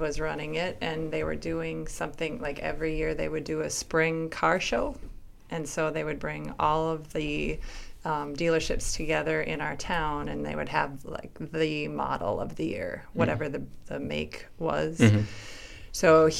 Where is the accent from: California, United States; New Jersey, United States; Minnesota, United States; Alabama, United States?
Minnesota, United States; Willmar; I grew up in Wilmer. Bigger town than Benson or Renville.